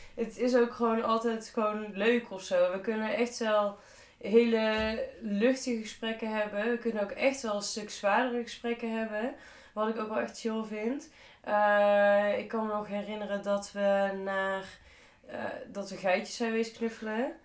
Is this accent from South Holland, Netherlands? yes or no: no; Tilburg, North Brabant, Netherlands; in Tilburg. er is zeg maar niks Tilburgser dan dat.